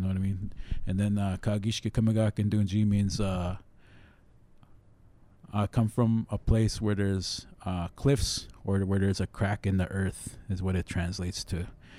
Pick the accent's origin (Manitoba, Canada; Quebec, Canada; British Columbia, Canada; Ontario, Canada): Manitoba, Canada; Long Plain; my family's from Southern Alberta and I'm Blackfoot, but I grew up in Long Plain because of these three reasons.